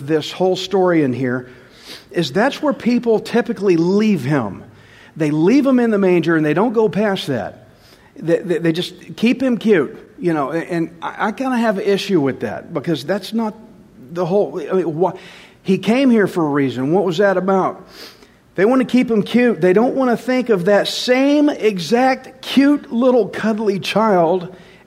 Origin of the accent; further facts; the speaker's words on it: Alvin, Texas, United States; I'm from Alvin